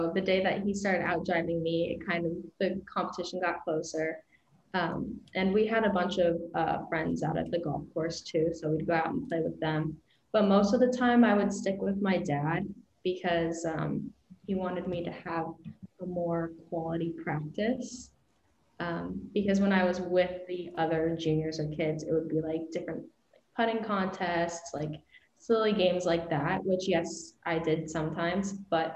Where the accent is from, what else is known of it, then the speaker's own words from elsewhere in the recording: Las Vegas, Nevada, United States; moved away as an adult; now in Iowa, United States; I'm from Vegas